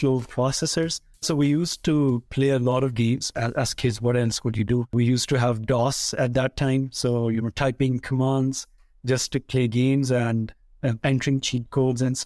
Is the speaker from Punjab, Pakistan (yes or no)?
yes; Faisalabad, Punjab, Pakistan; moved away; most of my early childhood was in another city called Faisalabad, and that's the third largest city in Pakistan.